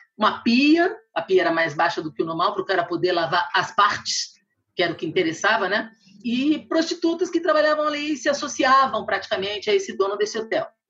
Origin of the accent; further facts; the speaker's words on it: Brazil; Como brasileiro